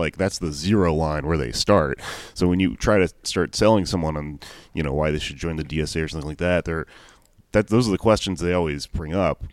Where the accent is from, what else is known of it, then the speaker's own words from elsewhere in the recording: Houston, Texas, United States; I grew up in Houston